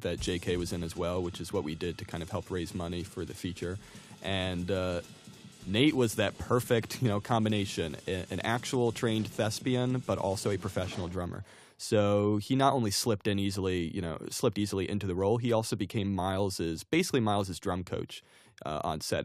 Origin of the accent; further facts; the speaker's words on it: New Jersey, United States; I grew up in New Jersey